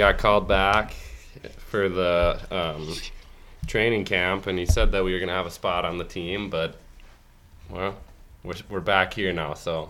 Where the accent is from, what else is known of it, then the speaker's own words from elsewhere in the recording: Shoreview, Minnesota, United States; I went to Moundsview High School. I'm from Shoreview.